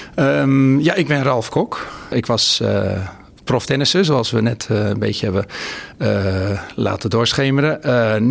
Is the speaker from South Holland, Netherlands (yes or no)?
yes; Rotterdam, South Holland, Netherlands; als Rotterdammer